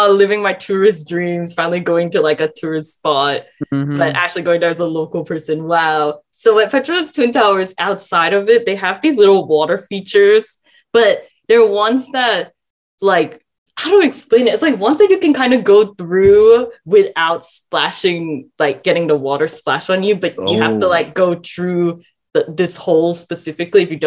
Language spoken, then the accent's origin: English; Malaysia; now in Australia; my life as a Malaysian born and raised